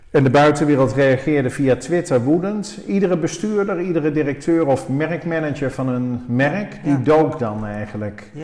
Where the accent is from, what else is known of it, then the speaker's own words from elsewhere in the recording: Oosterhout, North Brabant, Netherlands; moved away; also born or lived in Breda; onze roots liggen in Oosterhout. Ik ben er al 40 jaar weg, maar ik ben er geboren en getogen